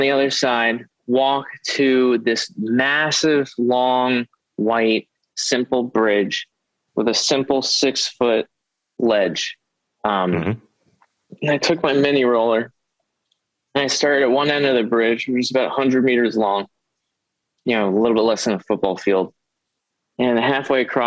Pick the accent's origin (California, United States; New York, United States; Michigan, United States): New York, United States; New York City; growing up in New York City